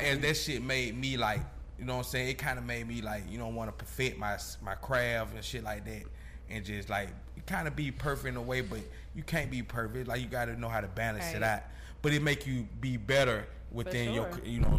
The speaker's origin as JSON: {"language": "English", "town": "Decatur", "region": "Georgia", "country": "United States", "said": "we come from Glenwood Road"}